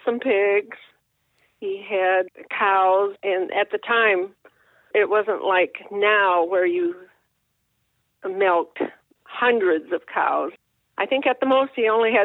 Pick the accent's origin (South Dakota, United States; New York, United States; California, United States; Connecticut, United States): South Dakota, United States; now in Ohio, United States; I was born and raised in South Dakota.